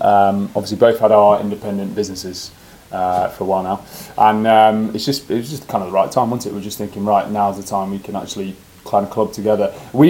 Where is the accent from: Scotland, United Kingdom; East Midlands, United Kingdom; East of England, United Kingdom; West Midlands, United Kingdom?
East Midlands, United Kingdom; Derbyshire; born and bred in Derbyshire, and we know the area like the back of the hand.